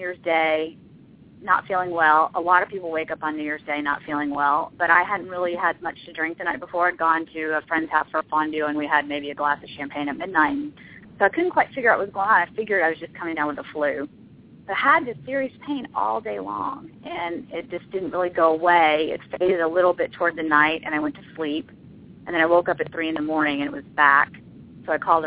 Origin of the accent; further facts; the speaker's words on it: Denver, Colorado, United States; my hometown